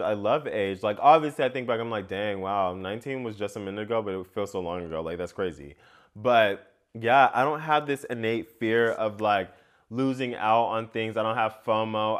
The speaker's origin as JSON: {"language": "English", "country": "United States", "tie": "born or raised there", "said": "growing up in America and what that means for me"}